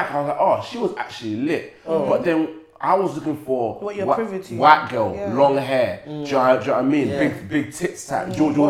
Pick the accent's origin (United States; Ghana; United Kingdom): United Kingdom; Essex, East of England; I grew up in Essex